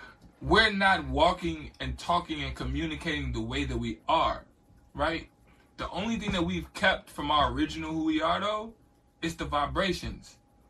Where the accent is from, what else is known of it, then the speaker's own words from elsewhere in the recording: United States; we as American black people